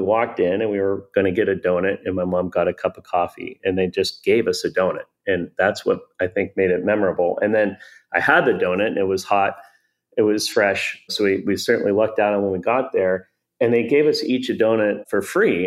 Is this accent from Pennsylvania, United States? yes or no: yes; Pittsburgh, Pennsylvania, United States; I grew up in Pittsburgh